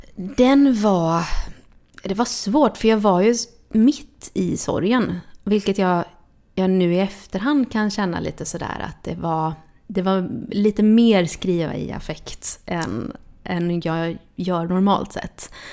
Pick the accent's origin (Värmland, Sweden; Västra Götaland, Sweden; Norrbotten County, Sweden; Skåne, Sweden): Västra Götaland, Sweden; Gothenburg; now in Stockholm, Sweden; jag är uppväxt i Tuve